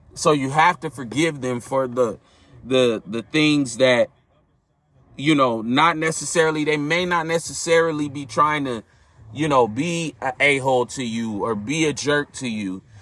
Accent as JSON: {"language": "English", "region": "California", "country": "United States", "tie": "born or raised there", "said": "I grew up in California."}